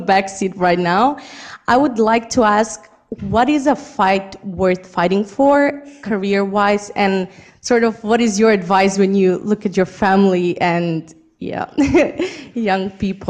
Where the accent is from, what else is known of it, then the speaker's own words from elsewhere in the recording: North Macedonia; I come from Macedonia.